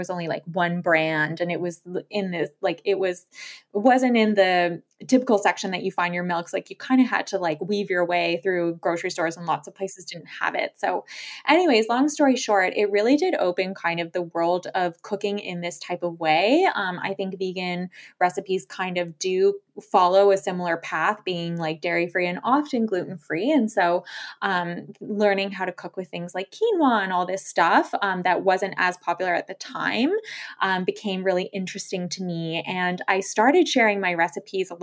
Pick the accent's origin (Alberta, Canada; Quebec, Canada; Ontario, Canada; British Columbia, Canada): Ontario, Canada; Toronto; moved away as an adult; also born or lived in Lille, France; So I was born and raised in Toronto, lived there my whole life until we moved to France, where I was based in Lille